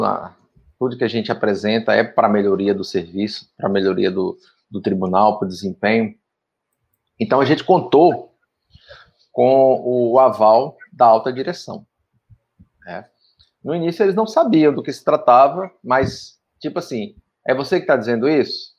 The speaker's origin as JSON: {"language": "Portuguese", "region": "Pernambuco", "country": "Brazil", "moved": "yes", "lives_now": "Tocantins, Brazil", "said": "sou pernambucano também, estou né? no Tocantins aí há mais de 15 anos"}